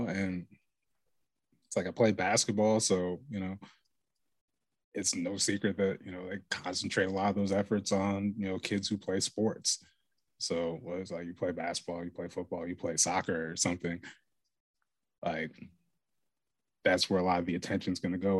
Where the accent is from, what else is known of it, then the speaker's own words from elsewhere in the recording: Lake Oswego, Oregon, United States; growing up in Lake Oswego? Super lonely